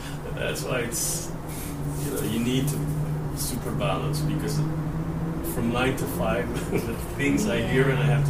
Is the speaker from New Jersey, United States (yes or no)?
no; Southern California, United States; also born or lived in Santa Monica; I'm from Southern California.